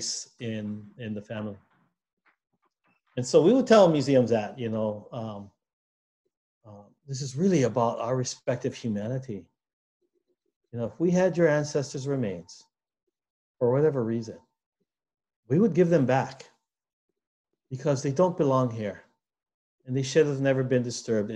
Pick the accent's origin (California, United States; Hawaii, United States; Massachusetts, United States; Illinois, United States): Hawaii, United States; we as Hawaiian people